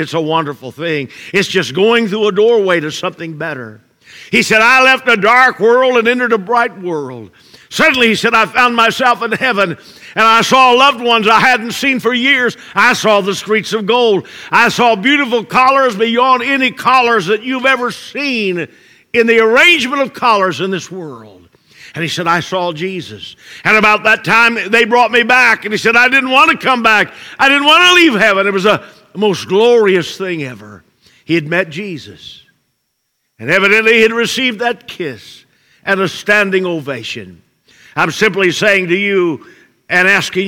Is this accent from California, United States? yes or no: no; Brazil, Indiana, United States; moved away; I pastored in Brazil, Indiana, before coming here. I was born in Brazil. So it was pretty amazing after 23 years in evangelism to go back to the very town I was born